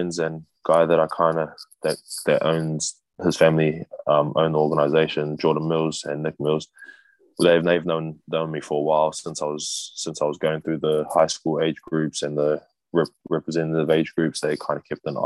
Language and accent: English; Wellington, New Zealand; also born or lived in Hawaii; my hometown basketball team, the Wellington Saints